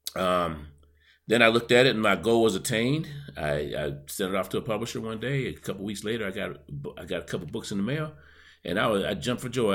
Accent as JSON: {"language": "English", "town": "Buffalo", "region": "New York", "country": "United States", "tie": "born or raised there", "said": "my hometown of Buffalo, New York"}